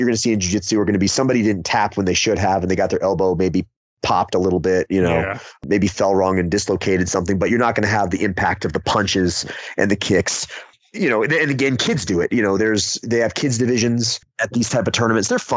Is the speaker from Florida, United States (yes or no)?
yes; Florida, United States; now in Hendersonville, United States; I was originally from Florida. That's where I was born. So I've spent most of my life here in the Southeast.